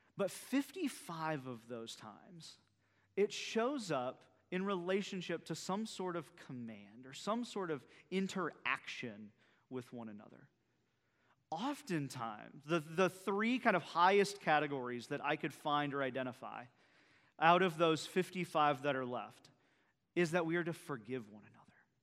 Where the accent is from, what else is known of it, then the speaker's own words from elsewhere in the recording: central Iowa, United States; now in Bayport, United States; my wife and I, uh, are both central Iowa folks